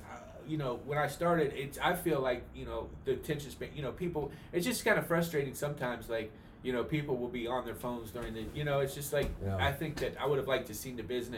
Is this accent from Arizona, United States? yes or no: no; Ohio, United States; now in Los Angeles, United States; I'm from Ohio.